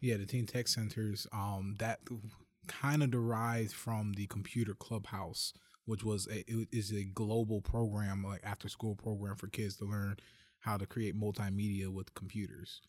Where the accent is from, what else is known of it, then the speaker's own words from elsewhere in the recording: Detroit, Michigan, United States; also born or lived in Las Vegas; I was born and raised in Detroit